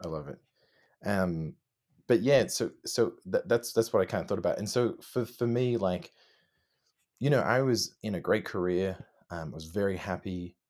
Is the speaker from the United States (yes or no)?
no; Melbourne, Victoria, Australia; No, we're all from Australia. All four of us.